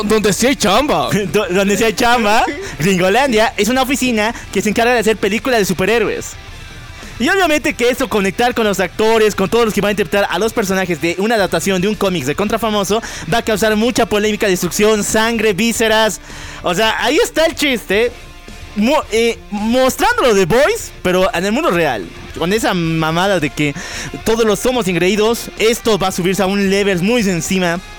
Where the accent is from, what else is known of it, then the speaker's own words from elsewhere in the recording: Bolivia; nuestra hermosa patria Bolivia